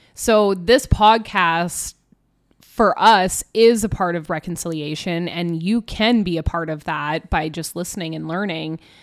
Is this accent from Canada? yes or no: yes; Canada; we're all Canadian